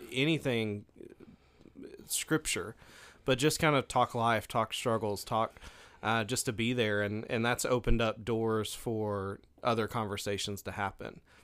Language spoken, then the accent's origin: English; Stuttgart, Arkansas, United States; now in Hamburg, United States; I grew up in Stuttgart